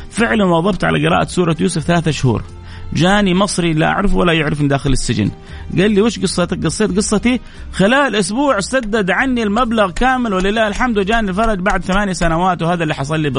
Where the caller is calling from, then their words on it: Jeddah, Makkah Province, Saudi Arabia; من جدة ادعي لي يا شيخ